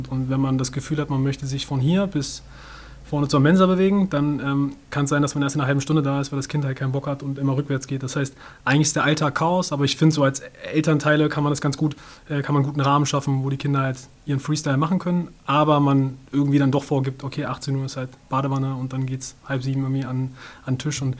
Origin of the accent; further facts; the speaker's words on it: Göttingen, Lower Saxony, Germany; sie hat Psychologie studiert in Göttingen. Das ist meine Heimatstadt und ihre Studienstadt.